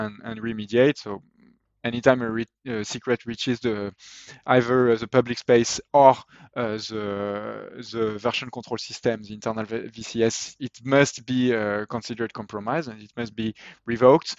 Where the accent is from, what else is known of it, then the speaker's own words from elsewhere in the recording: France; accent: French; English is a second language; my French accent